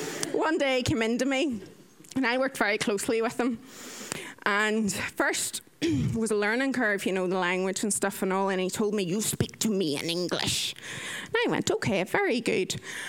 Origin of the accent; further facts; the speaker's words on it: Ireland; I am 30 years old. I am Irish.